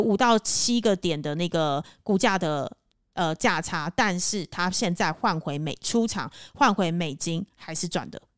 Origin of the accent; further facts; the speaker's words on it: Taipei, Taiwan; now in Cambodia; 我自己是身为台北人